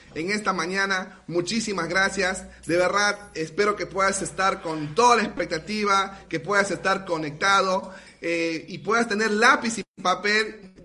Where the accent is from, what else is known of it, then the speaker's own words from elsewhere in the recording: Iquitos, Loreto, Peru; de la ciudad de Iquitos, Perú